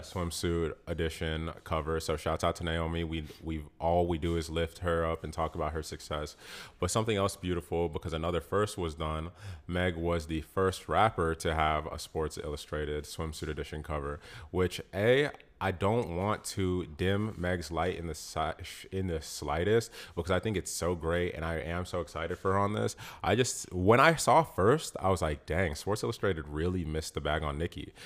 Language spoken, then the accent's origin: English; Peachtree City, Georgia, United States; moved away; I'm from Peachtree City. You know what I'm saying? Like, I'm from here